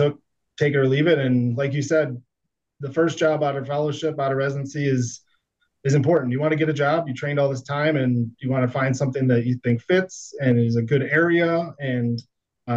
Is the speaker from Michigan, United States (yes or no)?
yes; Detroit, Michigan, United States; moved away as an adult; also born or lived in Erie, Pennsylvania / Fort Wayne, Indiana; I was born and raised right outside Detroit, Michigan.